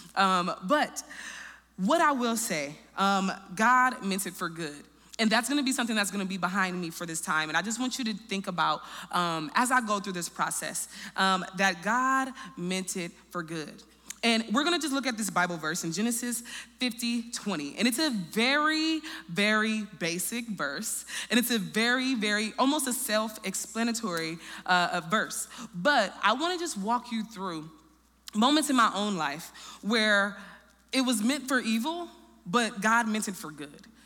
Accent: Peoria, Illinois, United States; also born or lived in Chicago, Illinois; I was raised in Peoria, Illinois

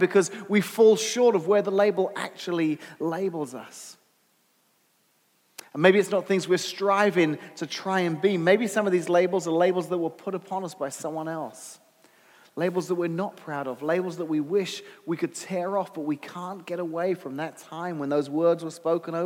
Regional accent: United Kingdom; now in United States; I'm British American.

